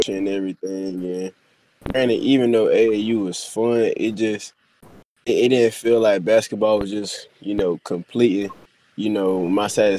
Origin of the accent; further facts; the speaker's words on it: North Alabama, United States; now in Raeford, United States; I'm from North Alabama